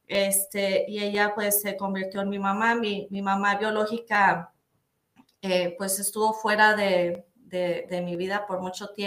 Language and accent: Spanish; Torreón, Coahuila, Mexico; also born or lived in Durango, Mexico; yo nací en Torreón, Coahuila, México. Eh, de, pues mis papás eran casados, eh, tuvieron a mí y a mi hermana. Em, y luego como a los cuatro años se divorciaron. Eh, entonces mi hermana y yo estuvimos con, mi mamá un rato en Durango, Durango, y luego un rato en Torreón, Coahuila.